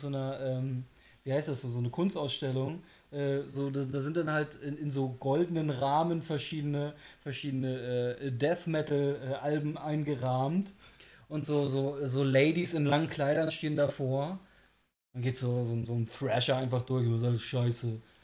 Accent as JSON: {"language": "German", "country": "Germany", "said": "Ich, ich, bin Deutscher"}